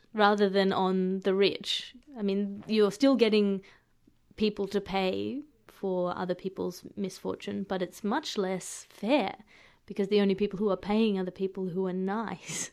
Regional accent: Australia; an Australian coming to an, uh, to an American city

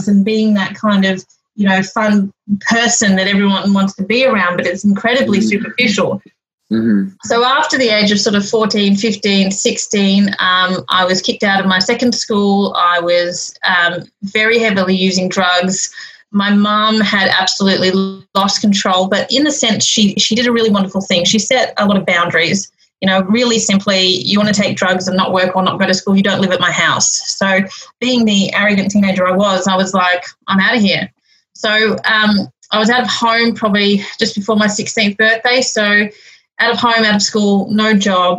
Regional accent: Melbourne, Victoria, Australia; I'm actually from Melbourne, so I grew up in Victoria

